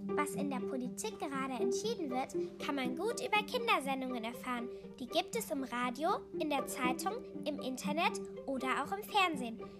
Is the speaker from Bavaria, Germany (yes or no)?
no; Wuppertal, North Rhine-Westphalia, Germany; bei uns in Wuppertal